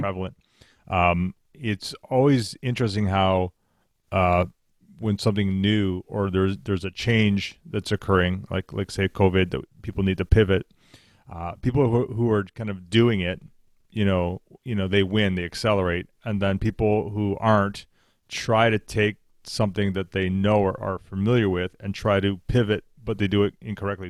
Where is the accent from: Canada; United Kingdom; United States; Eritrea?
Canada; we're Canadian